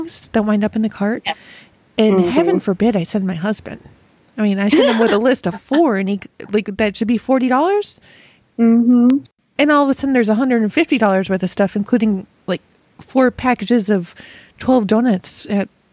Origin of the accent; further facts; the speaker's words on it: Rochester, New York, United States; moved away; I grew up in Rochester, which is Wegmans' hometown